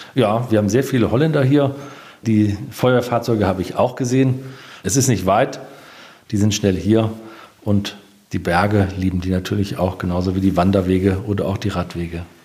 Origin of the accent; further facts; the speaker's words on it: Korbach, Hesse, Germany; also born or lived in Stormbruch (birthplace); now in Diemelsee, Germany; Ich bin gebürtiger Stormbucher, aber meine Eltern haben in Korbach gebaut.